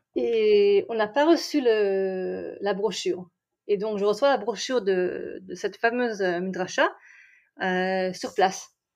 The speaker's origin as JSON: {"language": "French", "town": "Strasbourg", "region": "Grand Est", "country": "France", "tie": "born or raised there", "also_born_or_lived": "Reims / Besançon / Brussels", "moved": "as an adult", "lives_now": "Israel", "said": "originaire de, on va dire officiellement Strasbourg, même si j'ai fait des, des voyages avant. On a commencé à Reims, on a continué à Besançon, on à Bruxelles, et puis après la, la Jérusalem de Strasbourg"}